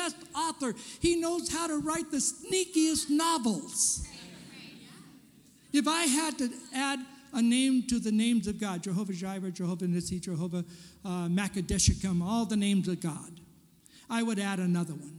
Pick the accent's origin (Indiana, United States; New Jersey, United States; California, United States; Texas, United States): California, United States; moved away as an adult; also born or lived in Portland; I'm a Californian, born and raised in California.